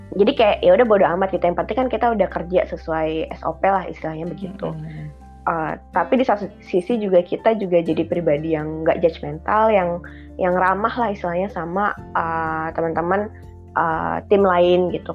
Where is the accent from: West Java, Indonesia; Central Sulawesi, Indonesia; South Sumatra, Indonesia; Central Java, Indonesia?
South Sumatra, Indonesia; Palembang; moved away; also born or lived in Bandung / Jakarta; aku mulainya penempatannya itu buat yang di Palembang gitu. Jadi pulang ke rumah